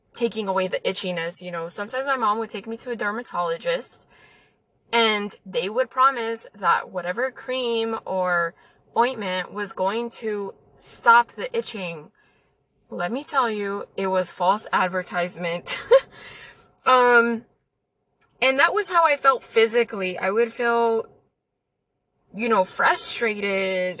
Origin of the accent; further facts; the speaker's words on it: El Paso, Texas, United States; I'm from El Paso. Okay, so my family is mainly Mexican. We grew up by the border